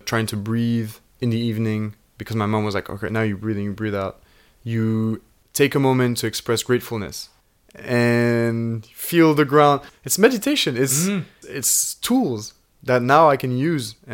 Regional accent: Switzerland; moved away as an adult; now in London, United Kingdom; we're two guys from Switzerland

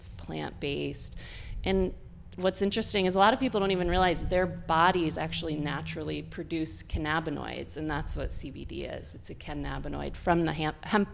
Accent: Dryden, New York, United States; now in Boston area, United States; I grew up in Ithaca, New York, a tiny little town right outside of Ithaca called Dryden

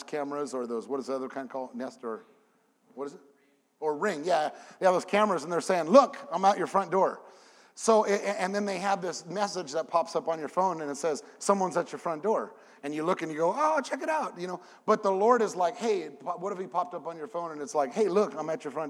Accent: California, United States; moved away as an adult; now in Memphis, United States; I have a 714 number because I'm from California

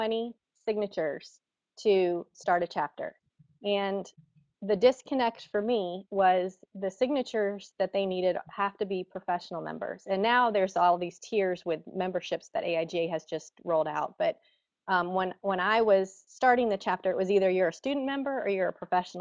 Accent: South Carolina, United States; moved away as an adult; also born or lived in Baton Rouge, Louisiana / New York City / Columbia, South Carolina; now in Ohio, United States; we moved to South Carolina, which is my home state, it's where I'm from

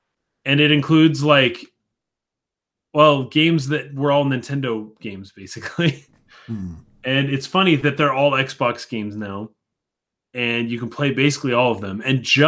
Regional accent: Utah, United States; Atheist, yes, we're from Utah.

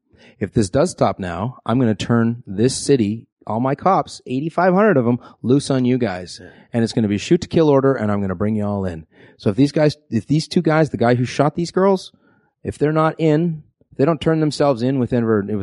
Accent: Vancouver, British Columbia, Canada; I'm from Vancouver. I live in Vancouver and that's my home.

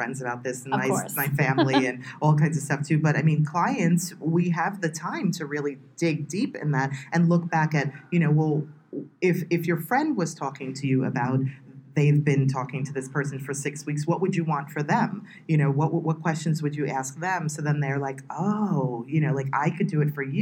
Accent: United States; I'm from the United States

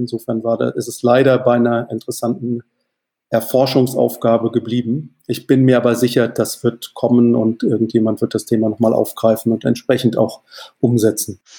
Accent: Mannheim, Baden-Württemberg, Germany; moved away; also born or lived in Wales; in der exakten Mitte zwischen Heidelberg und Mannheim aufgewachsen, Heidelberg zur Schule gegangen

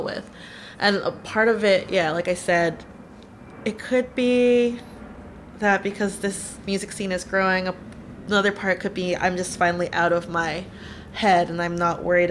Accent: San Diego, California, United States; moved away as an adult; now in Seattle, United States; I grew up in San Diego

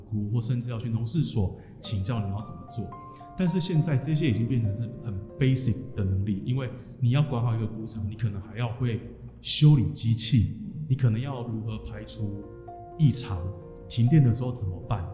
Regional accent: Changhua County, Taiwan; 我来自彰化

